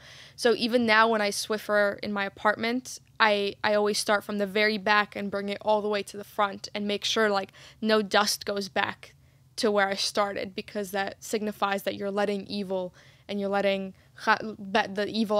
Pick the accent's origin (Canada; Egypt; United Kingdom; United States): Egypt; my mom, growing up in Egypt, we'd sweep my dad's workshop because he's a carpenter